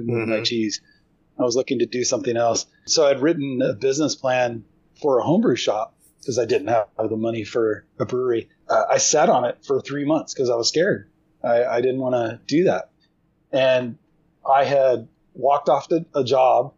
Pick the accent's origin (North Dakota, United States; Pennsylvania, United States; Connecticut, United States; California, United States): California, United States; Southern; moved away as an adult; also born or lived in Fullerton, California; now in Hudson Oaks, United States; I'm originally from Southern California